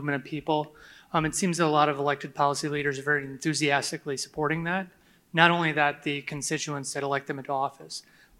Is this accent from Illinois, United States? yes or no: yes; Illinois, United States; coming from Illinois, I'm pretty sure we're all from Illinois